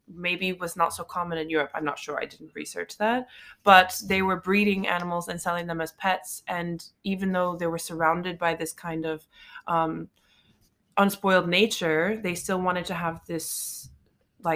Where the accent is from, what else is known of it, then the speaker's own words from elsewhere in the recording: New York, United States; moved away as an adult; now in Paris, France; growing up in New York